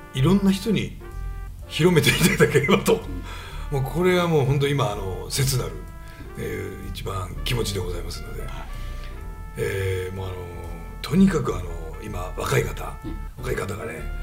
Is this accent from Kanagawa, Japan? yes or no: no; Niigata, Japan; 僕ら新潟ですけど